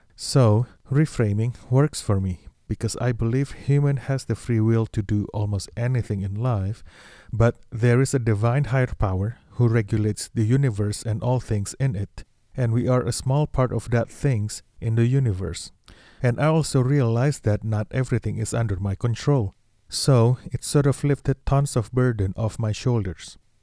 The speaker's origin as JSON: {"language": "English", "country": "Indonesia", "tie": "born or raised there", "moved": "yes", "lives_now": "Los Angeles, United States", "said": "I was born in Indonesia"}